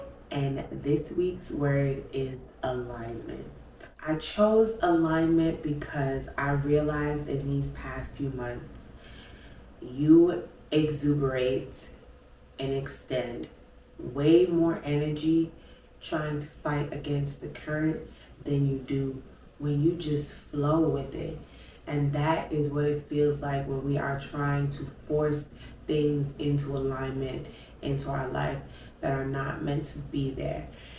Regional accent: Brooklyn, New York, United States; We are some city kids. If y'all know, I'm from Brooklyn.

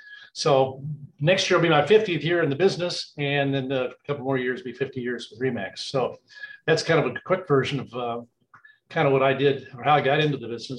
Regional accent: Kansas City, Missouri, United States; Well, I grew up in the Northland. I went to De La Salle High School over in Kansas City off of Sale, went to Rockers College.

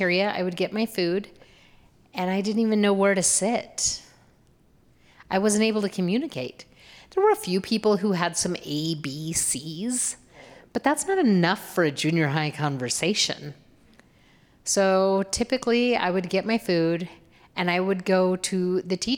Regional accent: Boise, Idaho, United States; I grew up here in Boise

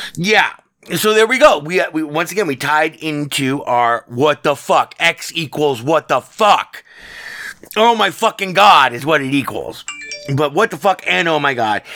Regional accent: Nevada, United States; born and raised in the Battleborn state, uh, Nevada

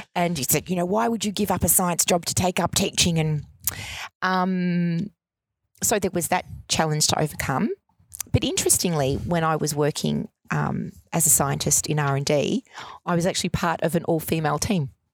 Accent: Melbourne, Victoria, Australia; I grew up in Altona Meadows in the 70s

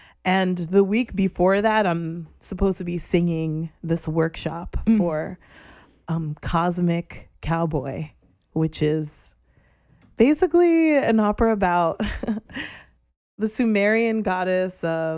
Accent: New York City, New York, United States; also born or lived in Florida; I grew up here in Brooklyn. I had a brief stint in Florida when I was just a lass. And then we moved right back to Brooklyn.

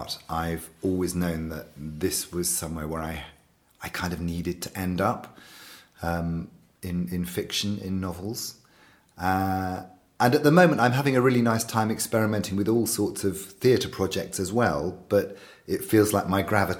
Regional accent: around Bristol, South West England, United Kingdom; also born or lived in Devon / Somerset; Well, I'm from England, and I've spent most of my life in the southwest of England, around Bristol, around that area, and a bit further down into Devon, and then up into Somerset.

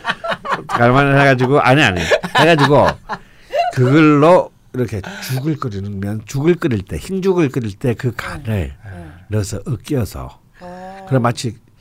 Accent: Busan, South Korea; moved away; 나 부산 출신인데

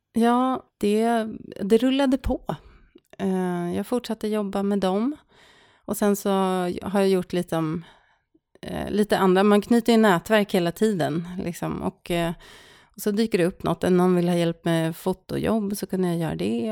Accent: Stockholm, Stockholm County, Sweden; moved away as an adult; also born or lived in Norrköping; now in Särna, Sweden; jag är född och uppvuxen i Stockholm

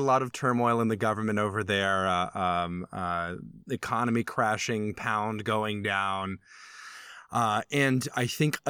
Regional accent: United States; And to as speaking as an American to all of our British listeners

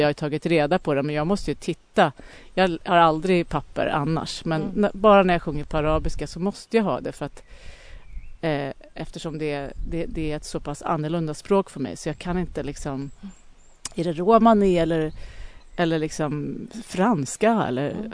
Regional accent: Lidingö, Stockholm County, Sweden; Jag växte upp på Lidingö

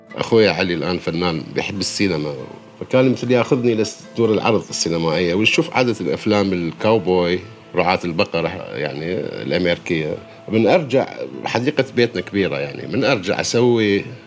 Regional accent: Baghdad, Baghdad Governorate, Iraq; ولدت أنا في بغداد في 12 6 عام 1969

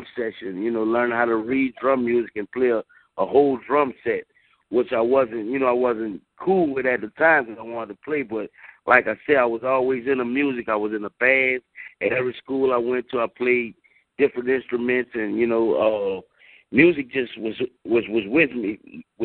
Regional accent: New Orleans, Louisiana, United States; We grew up in the Third Ward.

